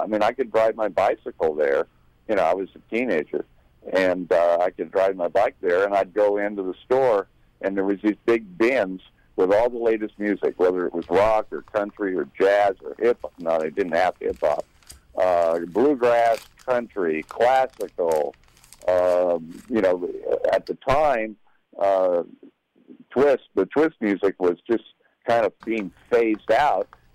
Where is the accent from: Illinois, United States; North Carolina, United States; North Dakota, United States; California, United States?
California, United States; Sacramento; I grew up in Sacramento